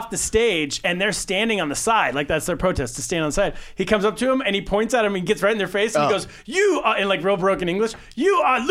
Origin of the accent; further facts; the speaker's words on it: California, United States; I grew up in California.